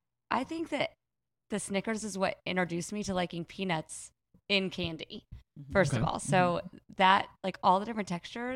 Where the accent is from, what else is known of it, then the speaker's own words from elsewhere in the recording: Lake Oswego, Oregon, United States; I'm from Lake Oswego.